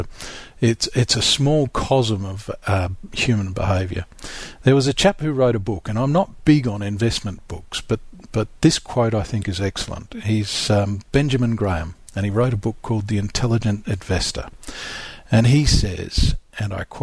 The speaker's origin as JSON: {"language": "English", "region": "South Australia", "country": "Australia", "tie": "born or raised there", "said": "I grew up in South Australia"}